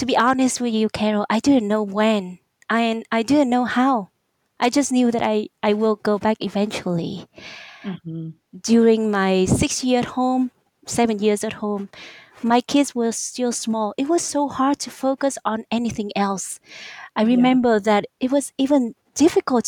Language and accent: English; Vietnam; English is a second language; moved away as an adult; also born or lived in Arizona / Singapore / Luxembourg / United Kingdom; now in Miami, United States; I went back to Vietnam, my home country